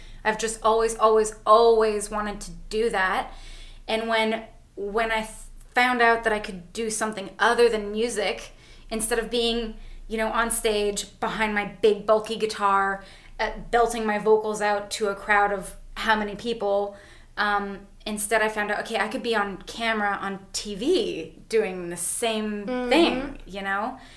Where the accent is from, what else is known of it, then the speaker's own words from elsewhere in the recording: Canada; We're white Canadian women.